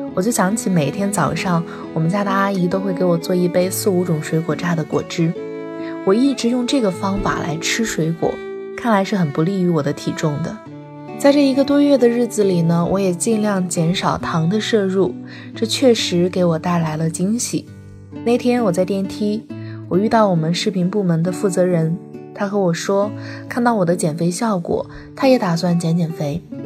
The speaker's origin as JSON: {"language": "Chinese", "region": "southern China", "country": "China", "said": "我作为一个南方人，还是很喜欢米饭的"}